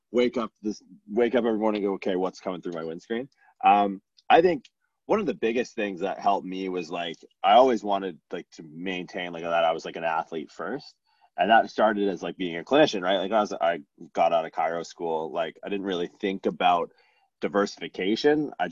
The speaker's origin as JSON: {"language": "English", "country": "Canada", "said": "Where are you from? I'm from Canada."}